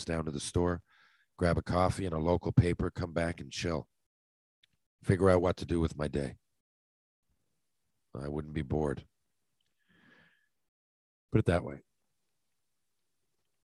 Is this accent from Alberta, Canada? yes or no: no; St. John's, Newfoundland and Labrador, Canada; I'm from is 250,000 people, you know. It's not, St. John's doesn't fit the stereotype